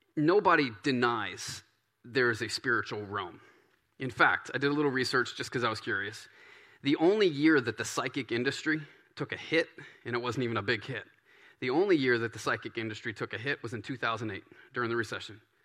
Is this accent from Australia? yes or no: no; Baton Rouge, Louisiana, United States; moved away; I grew up in Baton Rouge. and in this Cajun country